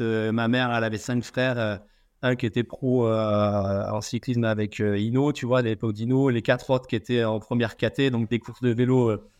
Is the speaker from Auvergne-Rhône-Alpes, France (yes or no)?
yes; Auvergne-Rhône-Alpes, France; moved away as an adult; now in Réunion, France; je suis auvergnat à la base